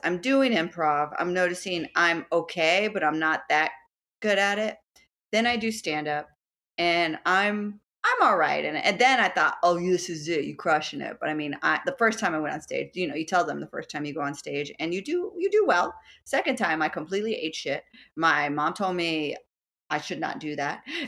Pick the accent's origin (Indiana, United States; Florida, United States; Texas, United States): Texas, United States; Dallas; moved away as an adult; also born or lived in Houston, Texas / Lawrence, Kansas; now in New York City, United States; born in Houston, uh, but raised and lived most of my life in Dallas, Texas